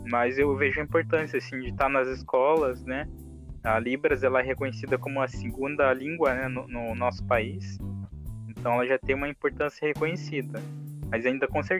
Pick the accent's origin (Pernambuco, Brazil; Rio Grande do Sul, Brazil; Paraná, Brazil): Paraná, Brazil; Eu sou do Paraná. Então, uhum. pertinho, né? São Paulo, Paraná aí.